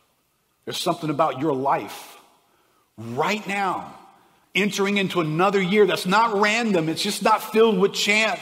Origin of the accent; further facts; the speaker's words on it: South Louisiana, United States; We're from South Louisiana.